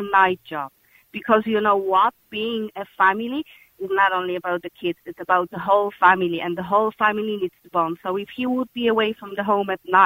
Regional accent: Poland; now in Ireland; I'm originally from Poland

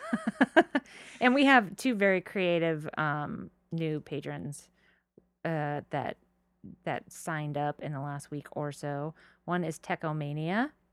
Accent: Marineland, California, United States; I grew up around Marine Land, not SeaWorld

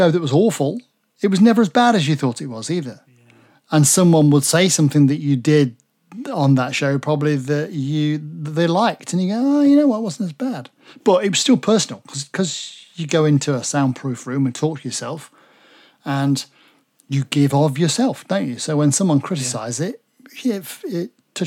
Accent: Derby, East Midlands, United Kingdom; I'm from Derby, right in the middle of the country. So I was born in Derby and my first foray into anything radio was at home at my parents' house.

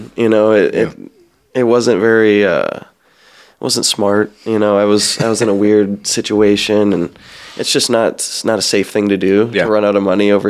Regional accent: Midwest, United States; growing up in the Midwest, it was MMA was huge, but it was more of like a bro sport

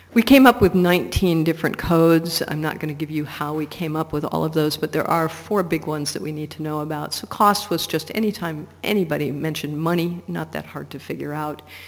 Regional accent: Portland, Oregon, United States; my hometown of Portland, Oregon

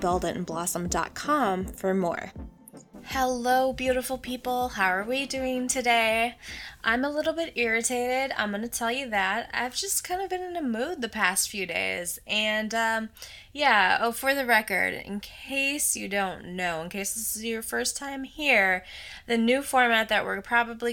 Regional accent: Minnesota, United States; now in Los Angeles, United States; I'm originally from the Midwest

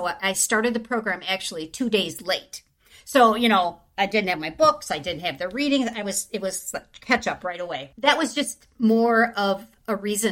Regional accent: Wisconsin, United States; I didn't grow up on a farm, even though I'm from Wisconsin

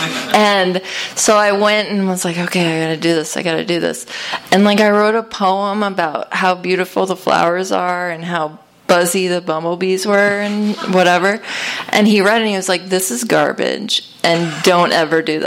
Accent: Connecticut, United States; I grew up in Connecticut, and I grew up in, like, a wealthy town

